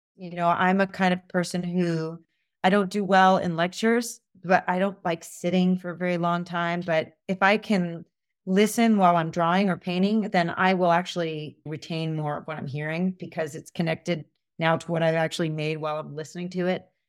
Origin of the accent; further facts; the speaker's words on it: United States; I grew up in suburbia outside of New York